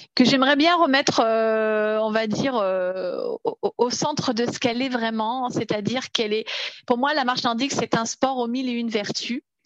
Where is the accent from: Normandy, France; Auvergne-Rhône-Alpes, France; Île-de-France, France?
Île-de-France, France; Paris region; je suis originaire de la région parisienne.